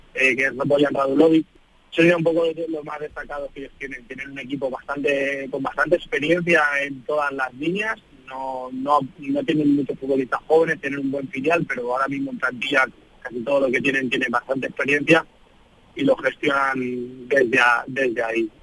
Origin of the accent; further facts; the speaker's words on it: Spain; moved away; un equipo de mi tierra, de España